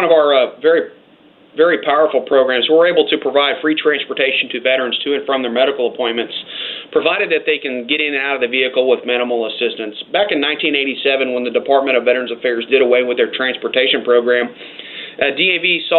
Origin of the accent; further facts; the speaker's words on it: Waco, Texas, United States; moved away as an adult; I'm from Waco, Texas, a little small town in central Texas, right in the heart of the state.